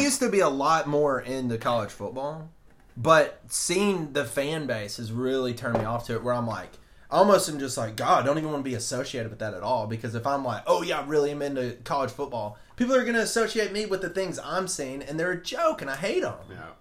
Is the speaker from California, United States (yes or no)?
no; Alabama, United States; I'm from Alabama